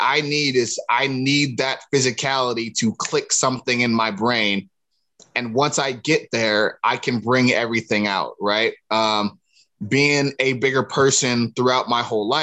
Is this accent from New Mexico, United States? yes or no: no; Cleveland, Ohio, United States; it's East Side Cleveland. There's a difference between the two. East Cleveland is more not necessarily suburban, but more outside of the city, whereas East Side Cleveland is, that's what people know to be the real deal. You know what I mean? So that's where I'm from. But that aside, I played football with all my cousins and stuff growing up in the area and the neighborhood